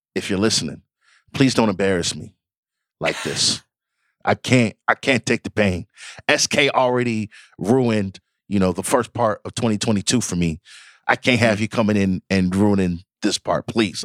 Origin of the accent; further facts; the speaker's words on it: Nigeria; I'm Nigerian